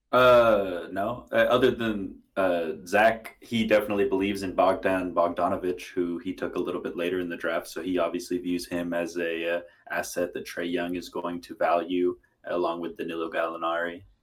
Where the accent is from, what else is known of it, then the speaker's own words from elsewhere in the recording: Houston, Texas, United States; I grew up in Houston